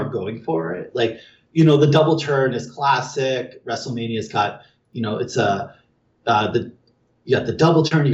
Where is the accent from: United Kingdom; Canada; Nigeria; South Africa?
Canada; I'm Canadian